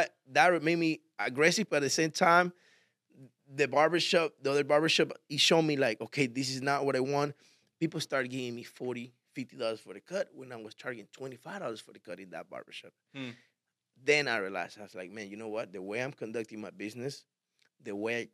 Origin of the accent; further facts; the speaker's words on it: Miami, Florida, United States; And I liked it in a way because I come from Miami, man. You know, I'm used to all this.